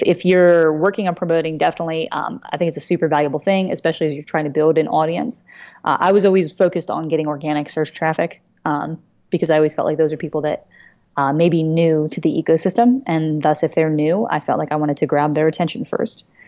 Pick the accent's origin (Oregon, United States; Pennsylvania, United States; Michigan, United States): Pennsylvania, United States; Philadelphia; I am from the Greater Philly area